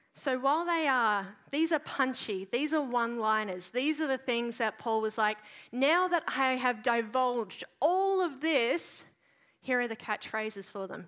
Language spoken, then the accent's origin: English; Queensland, Australia; as a Queenslander